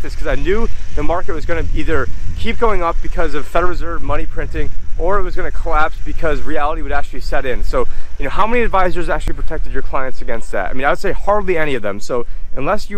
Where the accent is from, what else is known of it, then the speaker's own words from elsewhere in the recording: Phoenix, Arizona, United States; I'm from Phoenix